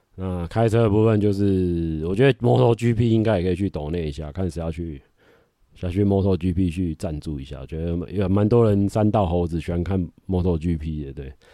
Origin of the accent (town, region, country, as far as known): Taiwan